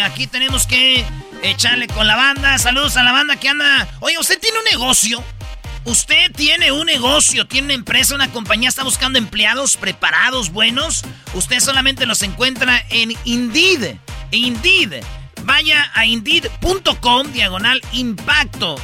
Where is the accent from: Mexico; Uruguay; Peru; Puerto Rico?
Mexico; Jiquilpan, Michoacán; Yo soy de 1981, nací en el Hospital Lázaro Cárdenas el 11 de diciembre en Jiquilpan, Michoacán